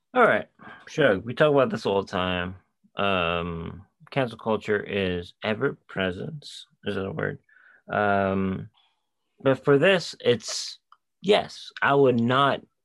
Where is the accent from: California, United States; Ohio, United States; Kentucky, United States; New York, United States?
New York, United States; we're from New York